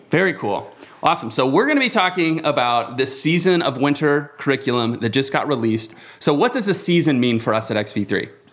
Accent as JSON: {"language": "English", "town": "Avon", "region": "Indiana", "country": "United States", "tie": "born or raised there", "said": "in Avon, Indiana. Shout out to my hometown."}